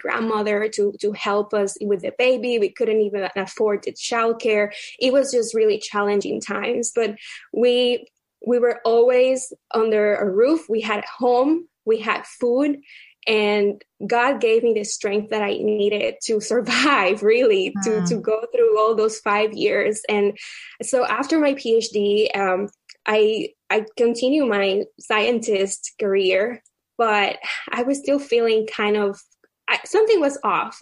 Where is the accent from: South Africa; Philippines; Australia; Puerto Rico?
Puerto Rico; moved away as an adult; also born or lived in Baltimore; now in Virginia, United States; my husband and I, we were both born and raised in Puerto Rico